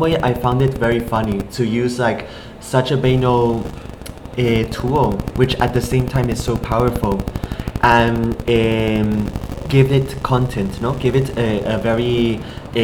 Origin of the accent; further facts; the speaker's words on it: Spain; English is a second language; also born or lived in Taiwan; being a QPOC artist growing up in Spain